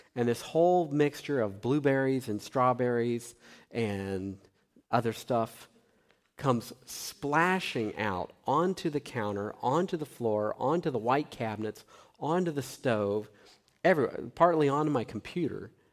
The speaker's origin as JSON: {"language": "English", "region": "Tennessee", "country": "United States", "tie": "born or raised there", "said": "I grew up in Tennessee"}